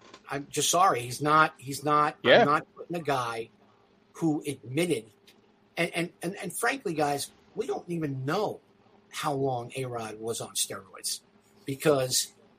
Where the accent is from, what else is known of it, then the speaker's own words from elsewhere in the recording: New York City, New York, United States; Because I grew up in Brooklyn, right?